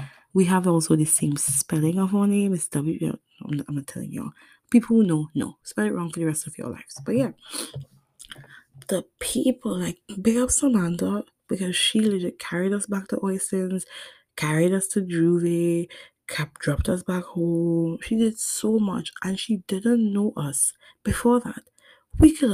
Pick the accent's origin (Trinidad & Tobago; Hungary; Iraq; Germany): Trinidad & Tobago; I'm from Trinidad and Tobago